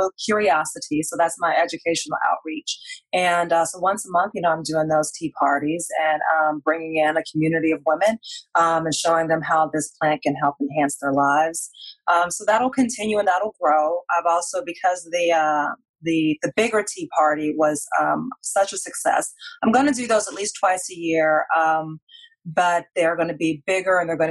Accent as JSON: {"language": "English", "region": "Indiana", "country": "United States", "moved": "yes", "lives_now": "Michigan, United States", "said": "I'm from Indiana originally"}